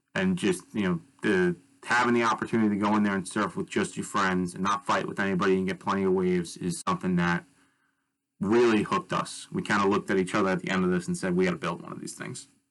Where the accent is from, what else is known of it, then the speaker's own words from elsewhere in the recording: Bay Shore, New York, United States; I was born and raised on Long Island uh, in Bay Shore, um, which is part of New York